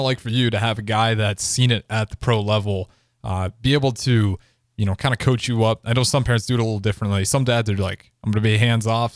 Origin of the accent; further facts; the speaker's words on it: Northeast Nebraska, United States; I'm from Northeast Nebraska